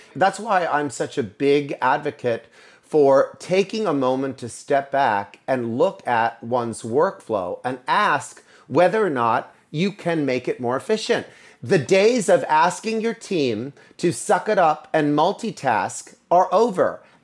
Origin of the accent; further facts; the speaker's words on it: Altoona, Pennsylvania, United States; moved away as an adult; also born or lived in New York City; I was born and raised in Altoona, Pennsylvania, many years ago, and I made my way to New York City.